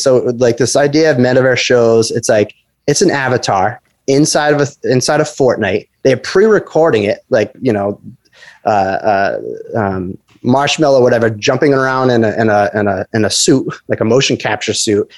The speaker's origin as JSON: {"language": "English", "region": "Rhode Island", "country": "United States", "also_born_or_lived": "Boston / Los Angeles / San Francisco", "moved": "as an adult", "said": "I'm from Rhode Island, but I was living in, in Boston"}